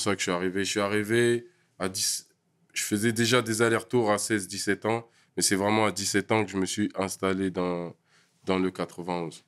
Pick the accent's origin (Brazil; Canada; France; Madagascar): France; Paris region / Val-d'Oise, Île-de-France; also born or lived in L'Isle-Adam / Vigneux-sur-Seine; je suis né à Paris. Je suis né à Paris. On a d'abord habité dans des logements à Paris